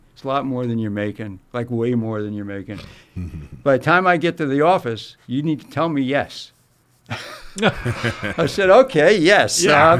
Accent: Philadelphia, Pennsylvania, United States; moved away; also born or lived in New York / Los Angeles / Boston; I go back to Philly, my hometown

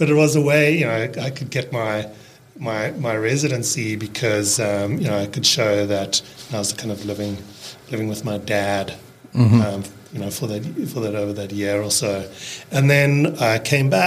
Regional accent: Cape Town, Western Cape, South Africa; accent: South African; first language English; moved away as an adult; also born or lived in Seattle, United States / New Zealand; now in Bainbridge Island, United States; I grew up in Cape Town

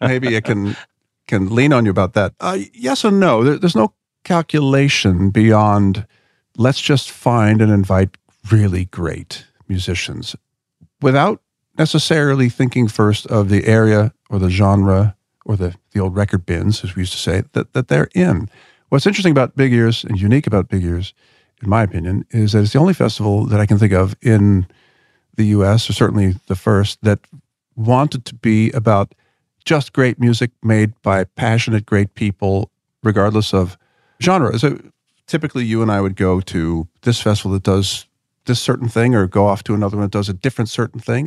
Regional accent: Philadelphia, Pennsylvania, United States; I grew up in Philadelphia

